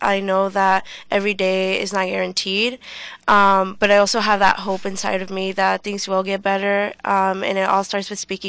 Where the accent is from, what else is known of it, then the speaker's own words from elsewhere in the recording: Atlanta, Georgia, United States; moved away; I'm like from Atlanta, Georgia